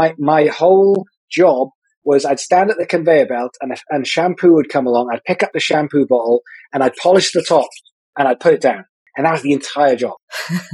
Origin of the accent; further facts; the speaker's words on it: Wales, United Kingdom; I'm from Wales, which is a country within the United Kingdom